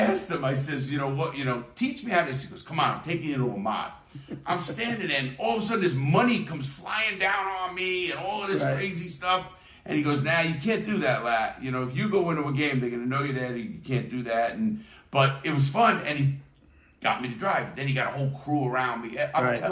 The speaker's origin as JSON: {"language": "English", "town": "New York City", "region": "New York", "country": "United States", "tie": "born or raised there", "said": "I'm from the Bronx and Brooklyn, and we'd cut school"}